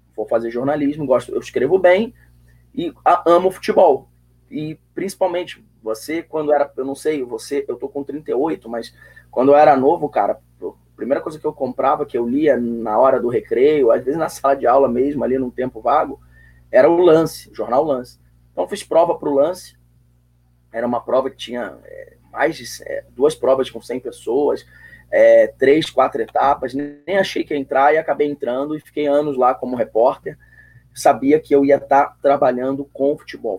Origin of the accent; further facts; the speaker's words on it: Brazil; Eu cresci na Zona Sul.